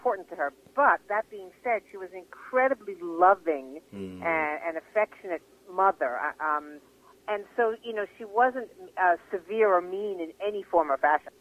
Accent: Los Angeles, California, United States; moved away; also born or lived in Westport, Connecticut; I was born in Los Angeles in 1961

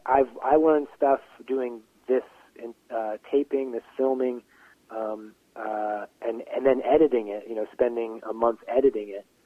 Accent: Pittsburgh, Pennsylvania, United States; I'm from right outside Pittsburgh city limits

